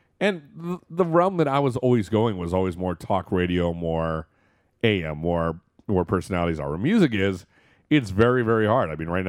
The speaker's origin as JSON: {"language": "English", "region": "East Coast", "country": "United States", "said": "I listened to Howard Stern when I was a kid. I mean, I was from the East Coast a lot"}